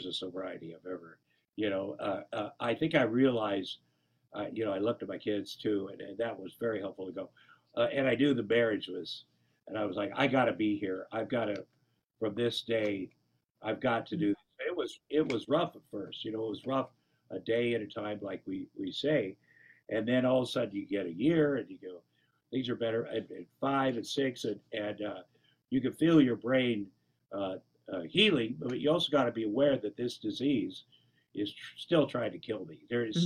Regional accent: Iowa, United States; I grew up in Iowa

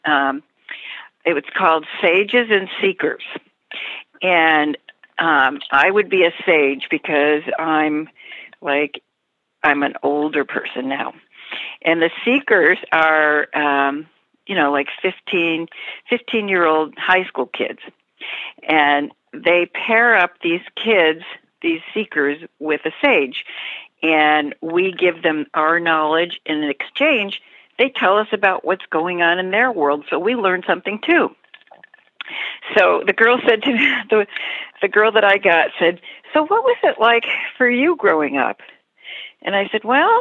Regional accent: Rochester, New York, United States; I grew up in Rochester, New York.

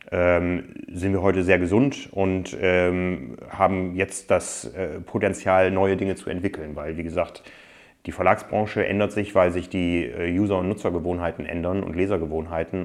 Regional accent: Osnabrück, Lower Saxony, Germany; Aufgewachsen bin ich nicht in Freiburg, sondern in Osnabrück

